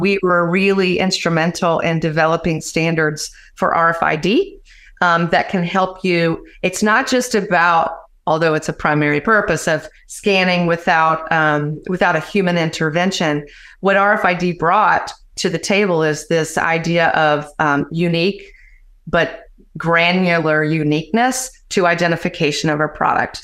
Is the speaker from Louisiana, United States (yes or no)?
yes; Louisiana, United States; now in Atlanta, United States; Originally from my dear state of Louisiana